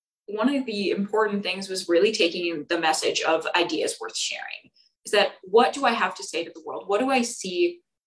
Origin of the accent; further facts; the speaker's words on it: Bay Area, California, United States; moved away as an adult; now in Santa Barbara, United States; I'm from the Bay Area